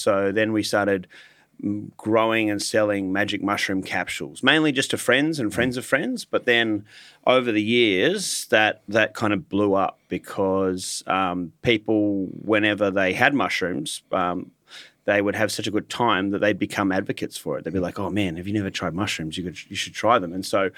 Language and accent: English; Hornsby, New South Wales, Australia; I grew up in the North Shore of Sydney in Hornsby up until about the age of 18. I went to a private school in Sydney in Lane Cove